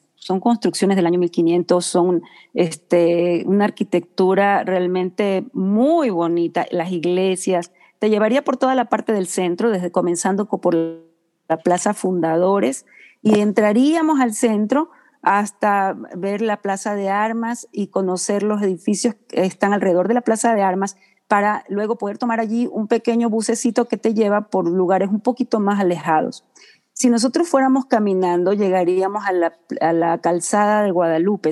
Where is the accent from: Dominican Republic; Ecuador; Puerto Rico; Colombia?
Ecuador; Guayaquil, Guayas; now in San Luis Potosí, Mexico; yo soy, bueno, yo soy de Guayaquil, Ecuador.